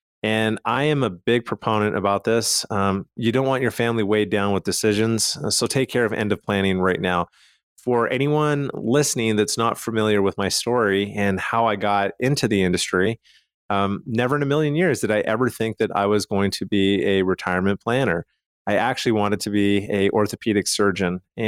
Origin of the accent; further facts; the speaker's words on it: Calgary, Alberta, Canada; So I'm from Calgary, Canada, and my dad had a pretty large estate.